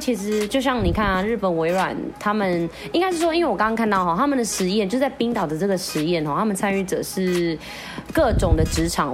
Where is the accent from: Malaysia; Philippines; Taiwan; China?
Philippines; 连我们菲律宾人要进去都还要看时辰啊